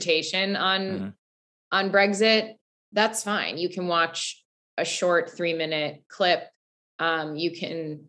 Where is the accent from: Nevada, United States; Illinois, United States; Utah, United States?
Illinois, United States; Highland Park; I grew up in Highland Park, Illinois. It's a suburb of Chicago.